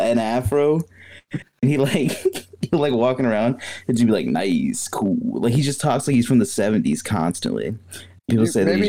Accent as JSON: {"language": "English", "town": "Columbus", "region": "Ohio", "country": "United States", "said": "The south side of Columbus, Ohio."}